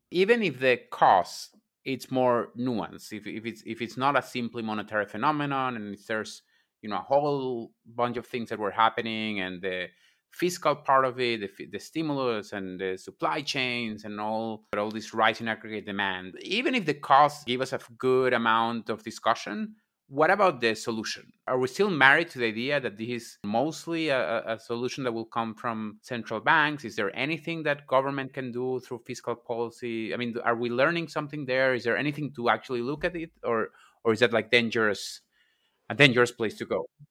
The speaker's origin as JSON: {"language": "English", "country": "Venezuela", "tie": "born or raised there", "moved": "yes", "said": "I was raised in Venezuela"}